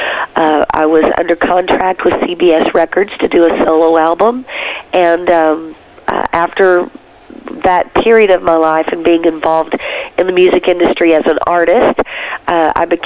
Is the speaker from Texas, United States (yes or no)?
yes; Texas, United States; I was brought up in a pastor's family in Texas